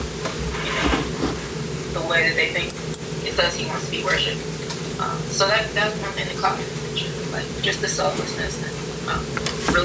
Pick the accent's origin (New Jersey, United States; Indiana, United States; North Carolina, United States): New Jersey, United States; central; also born or lived in Hampton Roads, Virginia / Washington, D.C. / Nashville, Tennessee; I grew up in central New Jersey, but I was born in Virginia at Hampton Roads, so I wasn't down there very long